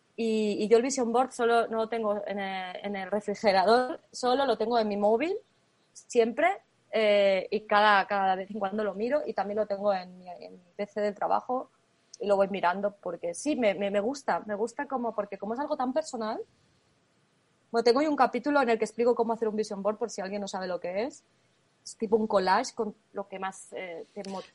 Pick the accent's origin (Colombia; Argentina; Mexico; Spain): Spain; moved away as an adult; now in Germany; yo estoy ahora mismo en Alemania, pero soy española